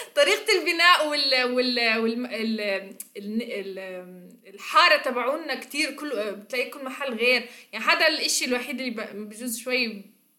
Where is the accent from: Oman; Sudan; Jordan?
Jordan; Amman, Amman Governorate; moved away; انا طفولتي مع يعني بعمان